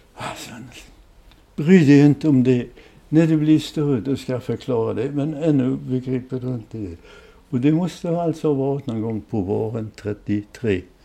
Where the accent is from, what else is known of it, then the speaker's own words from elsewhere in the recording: Ząbkowice Śląskie, Lower Silesian Voivodeship, Poland; also born or lived in Peterwitz, Silesia; now in Sweden; jag är uppväxt i Frankenstein